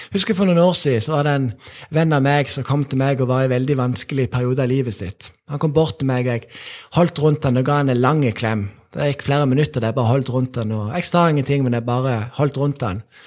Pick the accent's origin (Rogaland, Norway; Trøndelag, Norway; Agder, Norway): Rogaland, Norway; Sokndal; jeg vokste opp i Sokndal